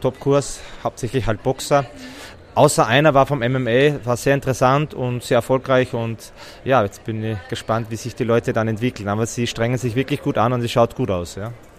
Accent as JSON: {"language": "German", "region": "Styria", "country": "Austria", "said": "ich bin aus der Steiermark"}